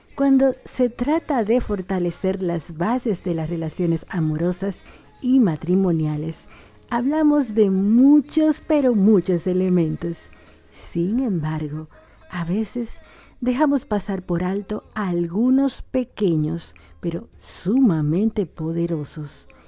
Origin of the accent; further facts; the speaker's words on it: Dominican Republic; also born or lived in Argentina; now in Buenos Aires, Argentina; una dominicana en Argentina